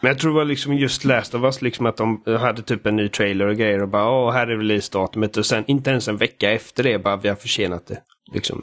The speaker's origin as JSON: {"language": "Swedish", "country": "Sweden", "said": "Jag är svensk."}